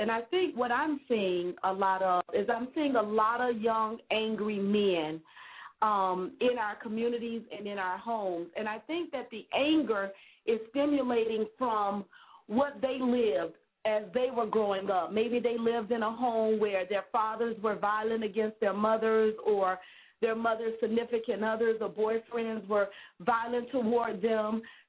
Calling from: West Palm Beach, Florida, United States; I'm calling from West Palm Beach, Florida, and I work with a lot of young middle school students

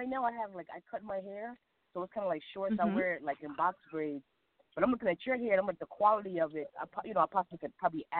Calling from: New Jersey, United States; I'm calling from New Jersey.

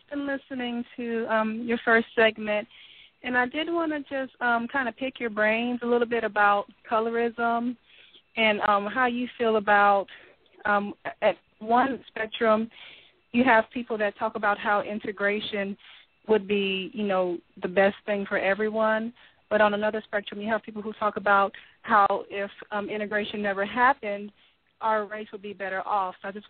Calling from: Florida, United States; I'm calling from Florida.

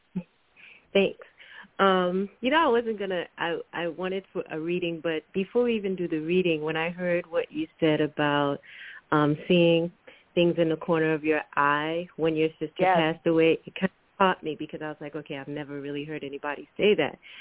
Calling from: Washington, District of Columbia, United States; I'm calling from Washington, D.C.

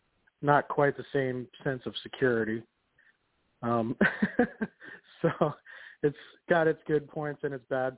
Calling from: Portland, Oregon, United States; I'm calling from Portland, Oregon.

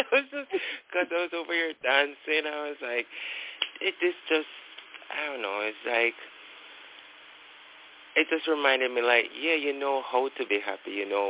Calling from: Kingston, Jamaica; I'm calling from Kingston, Jamaica.

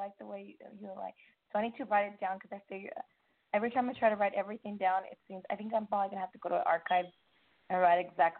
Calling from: California, United States; I'm calling from California.

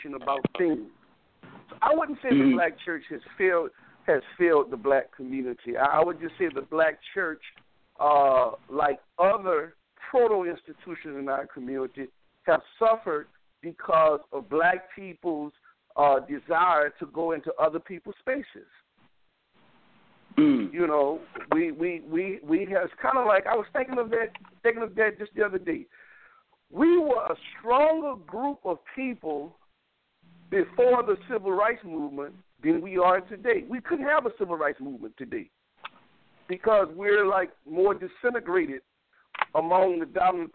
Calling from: New Orleans, Louisiana, United States; I'm calling from New Orleans, Louisiana

